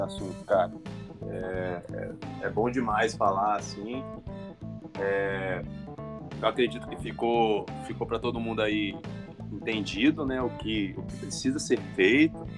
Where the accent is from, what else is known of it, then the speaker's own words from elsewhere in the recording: Espírito Santo, Brazil; o nosso papel como capixaba